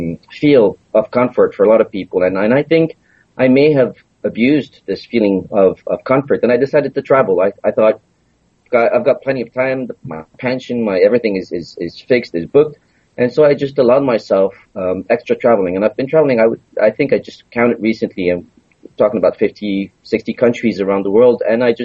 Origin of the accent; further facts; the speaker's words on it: Montreal, Quebec, Canada; moved away as an adult; now in Japan; I was born in Montreal, Canada